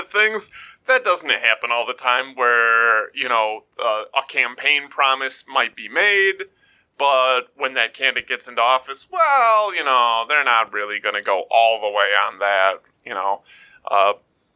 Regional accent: United States; as an American

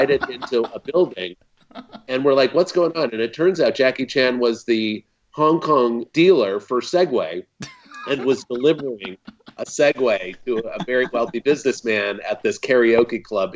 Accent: Bay Area, California, United States; I grew up in the Bay Area of California

